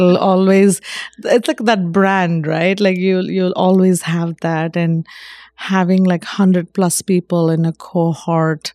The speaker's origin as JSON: {"language": "English", "country": "India", "tie": "born or raised there", "first_language": "Telugu", "moved": "yes", "said": "We all speak several languages, you know. I grew up speaking English. My native language is Telugu"}